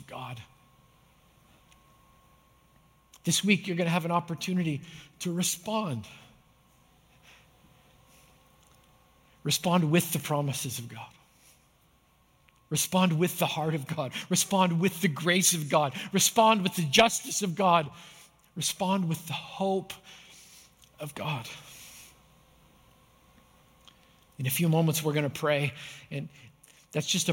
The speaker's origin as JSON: {"language": "English", "country": "Canada", "tie": "born or raised there", "said": "I grew up in Canada"}